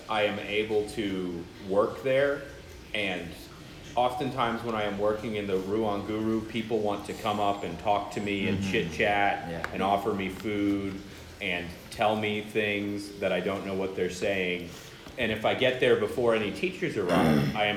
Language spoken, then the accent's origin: English; Mississippi, United States